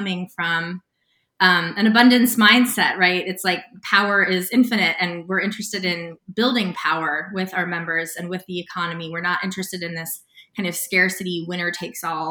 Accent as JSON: {"language": "English", "country": "United States", "tie": "born or raised there", "also_born_or_lived": "Sedona, Arizona / Santa Fe, New Mexico", "said": "I grew up in Sedona, Arizona, and Santa Fe, New Mexico"}